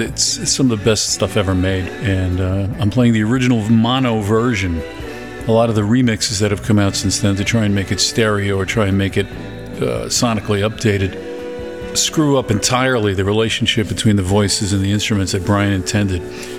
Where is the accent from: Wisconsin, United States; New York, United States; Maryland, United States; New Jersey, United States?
New York, United States; New York City; It was originally written for … doo-wop group out of Brooklyn, my hometown.